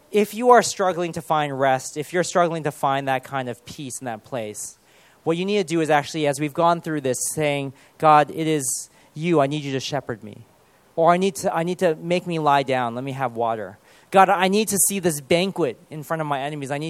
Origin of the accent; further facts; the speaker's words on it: United Kingdom; born there; Especially if we are born here and we're British, but we're at the same time we're Chinese